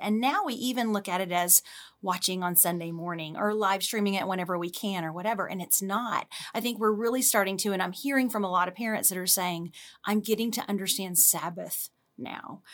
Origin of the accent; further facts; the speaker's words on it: Louisiana, United States; moved away as an adult; now in Dallas, United States; I'm initially from Louisiana